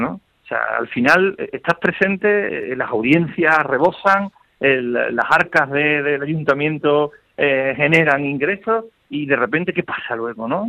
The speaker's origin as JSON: {"language": "Spanish", "town": "Seville", "region": "Andalusia", "country": "Spain", "said": "como sevillanos que somos"}